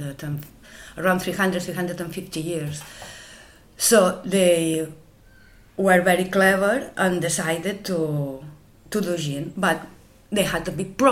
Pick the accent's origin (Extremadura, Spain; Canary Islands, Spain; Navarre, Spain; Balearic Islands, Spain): Balearic Islands, Spain; Menorca; English is a second language